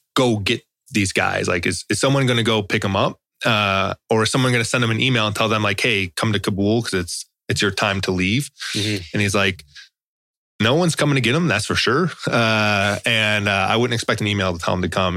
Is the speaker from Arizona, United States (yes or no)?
no; Chicago, Illinois, United States; I'm from Chicago